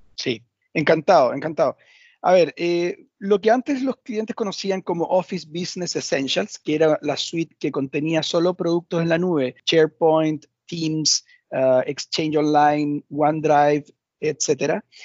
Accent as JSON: {"language": "Spanish", "country": "Chile", "said": "efectivamente soy chileno, por si no se había notado en el, en el acento"}